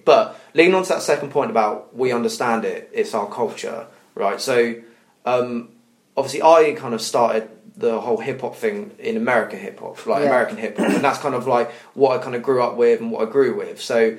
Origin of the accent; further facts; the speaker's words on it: United Kingdom; I think we as British people, we're more inclined.